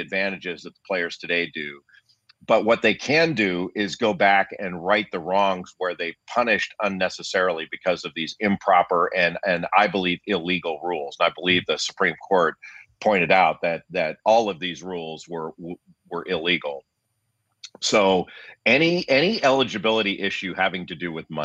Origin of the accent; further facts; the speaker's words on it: Los Angeles, California, United States; I grew up in Los Angeles